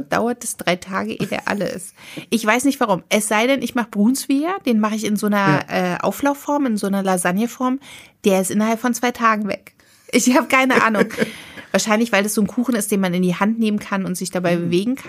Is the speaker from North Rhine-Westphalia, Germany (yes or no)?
no; Berlin, Germany; also born or lived in Potsdam; ich bin Berliner